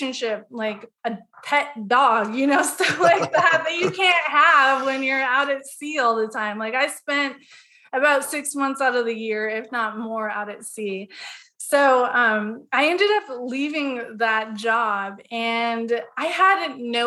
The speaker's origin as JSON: {"language": "English", "region": "Southeast Alaska", "country": "United States", "tie": "born or raised there", "moved": "as an adult", "lives_now": "Austin, United States", "said": "I am originally from Alaska. I actually grew up on a very remote island in Southeast Alaska."}